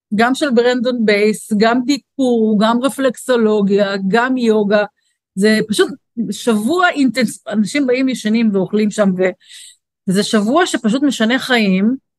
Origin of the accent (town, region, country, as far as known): Israel